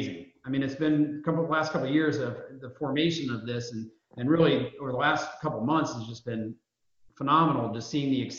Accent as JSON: {"language": "English", "region": "Indiana", "country": "United States", "tie": "born or raised there", "also_born_or_lived": "New York", "moved": "as an adult", "said": "I'm born and raised in Indiana, moved out to New York for a number of years"}